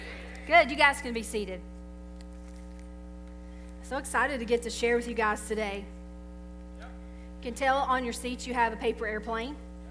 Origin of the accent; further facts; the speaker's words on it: North Carolina, United States; I'm originally from North Carolina, but from the mountain area.